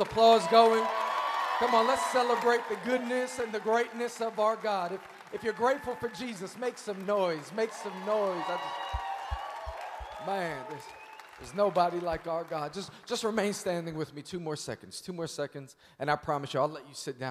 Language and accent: English; New York City, New York, United States; I'm born and raised in Queens, New York